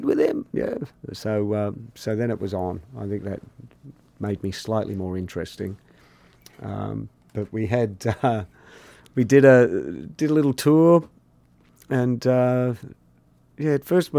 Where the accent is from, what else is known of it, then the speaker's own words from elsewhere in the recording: Australia; also born or lived in England; I'm from Australia.